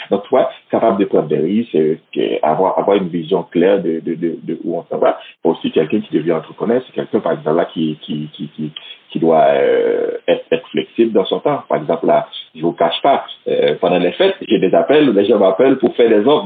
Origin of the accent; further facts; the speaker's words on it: Haiti; moved away as an adult; now in Quebec City, Canada; je vis à Québec, euh, une, euh, ça fait 11 ans, mais je suis originaire d'Haïti